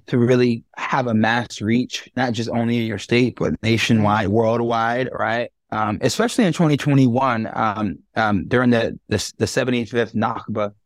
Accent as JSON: {"language": "English", "region": "New York", "country": "United States", "moved": "as an adult", "lives_now": "Orange County, United States", "said": "I'm not from California, right? I'm from New York."}